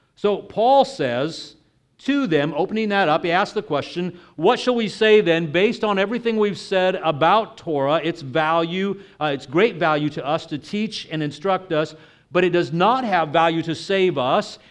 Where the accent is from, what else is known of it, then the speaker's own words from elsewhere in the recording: Texas, United States; moved away; I'm originally from Texas